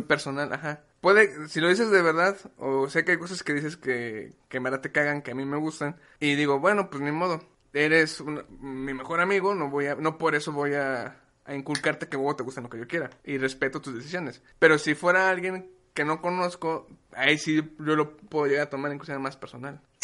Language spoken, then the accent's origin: Spanish; Mexico; yo como mexicano